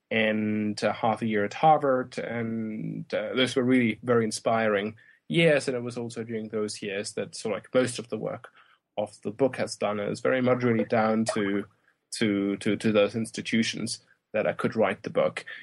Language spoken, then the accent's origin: English; Germany; moved away as an adult; Well, I grew up in Germany and um, also spent the first uh, three years of my like university life as an undergraduate at uh, Munster University